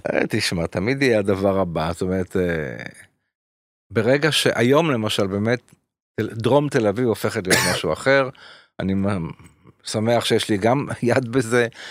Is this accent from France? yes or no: yes; Paris, Île-de-France, France; now in Israel; בפריז, איפה שנולדתי